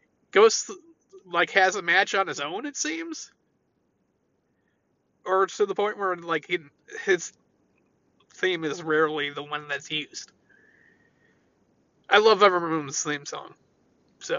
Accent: United States; I thought being an American was something to be proud

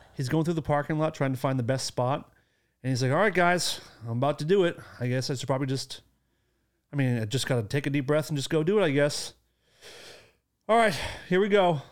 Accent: Acton, Massachusetts, United States; my hometown

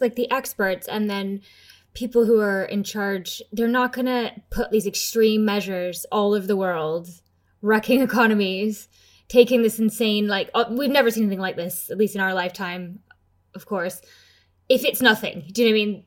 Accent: United Kingdom; I'm British

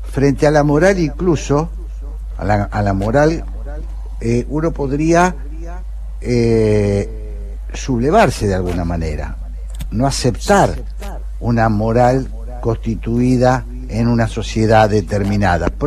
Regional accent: Argentina; yo no soy brasileño, no, soy argentino-brasileño

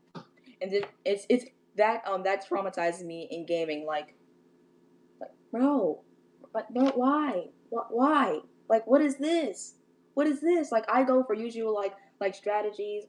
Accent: St. Louis, Missouri, United States; now in California, United States; my hometown is in St. Louis.

